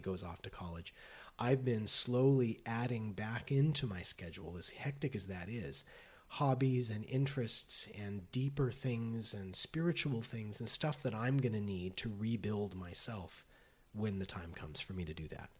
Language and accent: English; Las Vegas, Nevada, United States; moved away as an adult; now in Los Angeles, United States; I grew up in Las Vegas.